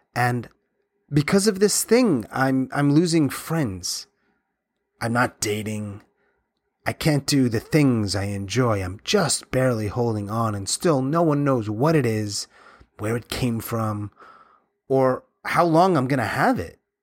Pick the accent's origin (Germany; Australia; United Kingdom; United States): United States; Long Island, New York; moved away as an adult; also born or lived in Florida / Atlanta / Japan